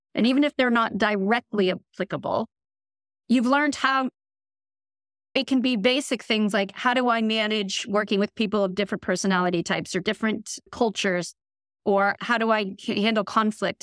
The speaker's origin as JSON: {"language": "English", "country": "United States", "moved": "as an adult", "lives_now": "London, United Kingdom", "said": "I'm an American, at this stage, tech executive. I've been in London now for almost eleven years"}